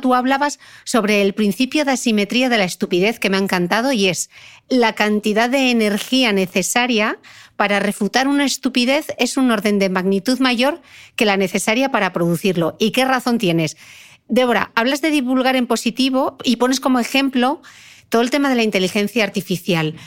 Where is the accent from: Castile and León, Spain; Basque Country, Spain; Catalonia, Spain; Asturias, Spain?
Asturias, Spain; Gijón; como soy de Gijón